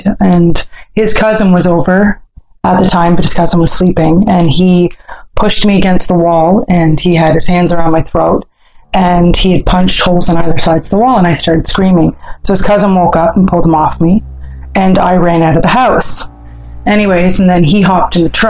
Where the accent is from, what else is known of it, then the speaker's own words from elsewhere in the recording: Newmarket, Ontario, Canada; also born or lived in Thunder Bay, Ontario; now in Barrie, Canada; I moved up here to Newmarket, actually, when I was about 5 and a half, because all my family's there. It was some good stuff, some bad stuff growing up.